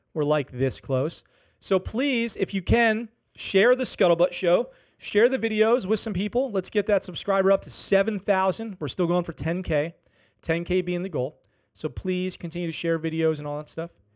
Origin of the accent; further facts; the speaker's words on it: Okinawa, Japan; a hometown hero story from my hometown, Okinawa